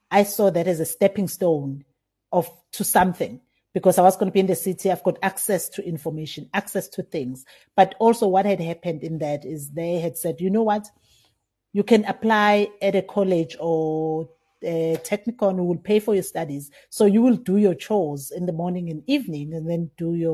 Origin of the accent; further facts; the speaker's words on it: Kwavutela, KwaZulu-Natal, South Africa; I'm from KwaZulu Natal, Emahlabatini, uh, from the village of Kwavutela. Mm-hmm. So that's where I come from. It's a rural village, and I grew up there with my grandmother.